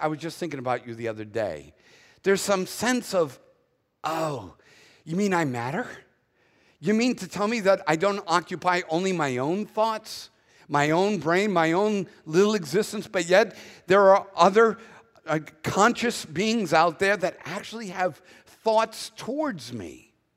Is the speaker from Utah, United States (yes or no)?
no; Boston, Massachusetts, United States; accent: Northern; moved away as an adult; now in Southern United States, United States; I was born in Boston first